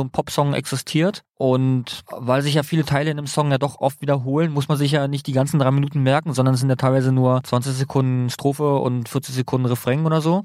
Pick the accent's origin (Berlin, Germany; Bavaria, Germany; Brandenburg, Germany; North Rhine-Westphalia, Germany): Berlin, Germany; weil ich komme ja aus dem Bezirk Marzahn-Hellersdorf